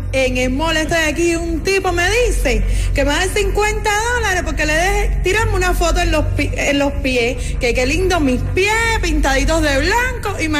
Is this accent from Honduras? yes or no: yes; Honduras; Catracha 100%.